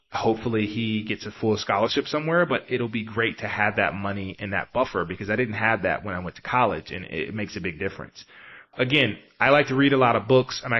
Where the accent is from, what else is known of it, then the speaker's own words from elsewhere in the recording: East Coast, United States; now in Bay Area, United States; especially if you're taking a six hour flight across the East Coast, like I generally do because I'm from the East Coast.